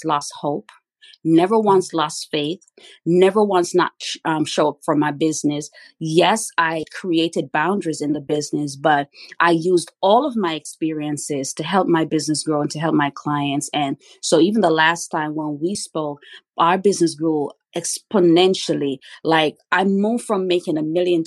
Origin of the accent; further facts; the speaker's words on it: Kingston, Jamaica; now in United States; I was born and raised in Kingston, Jamaica